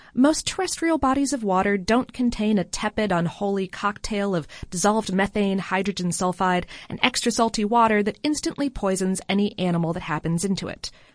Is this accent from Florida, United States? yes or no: yes; Florida, United States; I'm, I'm from Florida